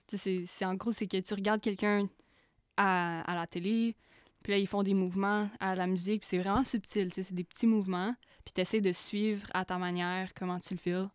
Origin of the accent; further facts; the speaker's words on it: Buckingham, Quebec, Canada; je viens de Buckingham. On vient de Buckingham